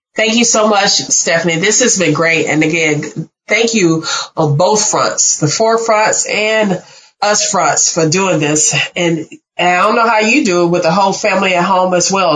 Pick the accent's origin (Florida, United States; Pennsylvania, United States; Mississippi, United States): Mississippi, United States; I'm from Mississippi